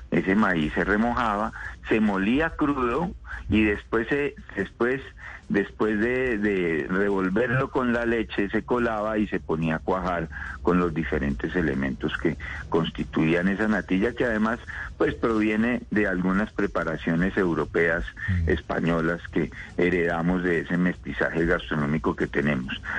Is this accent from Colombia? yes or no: yes; Colombia